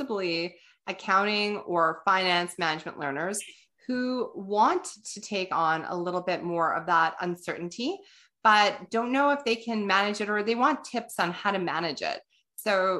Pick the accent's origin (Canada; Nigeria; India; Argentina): Canada; we're Canadian